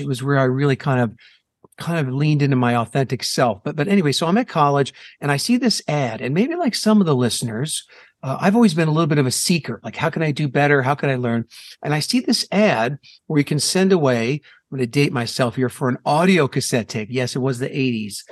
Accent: New Jersey, United States; now in Phoenix, United States; I'm in Phoenix, Arizona, uh, born and raised in New Jersey

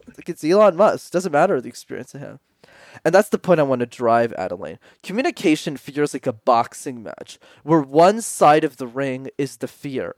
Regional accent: Montreal, Quebec, Canada; I grew up in Montreal, which is a city in Canada where you need to know how to speak French.

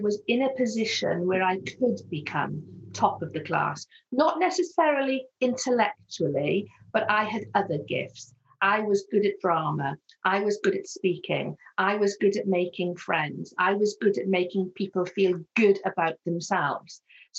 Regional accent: Wales, United Kingdom; accent: Welsh; although you can hear very clearly I have a Welsh accent, my Welsh accent is actually much more neutral compared to some of the places that I moved to. So I had some people that pick me up on my accent and my different way of saying things.

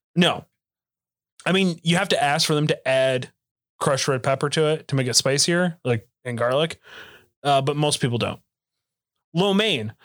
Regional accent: Oklahoma, United States; I'm from Oklahoma

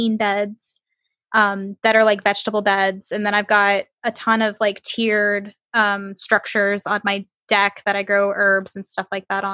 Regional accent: Michigan, United States; moved away; I grew up in Michigan

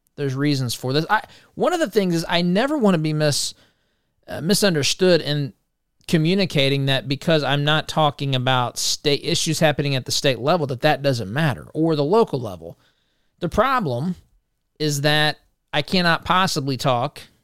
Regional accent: Indiana, United States; the state of Indiana, my home state

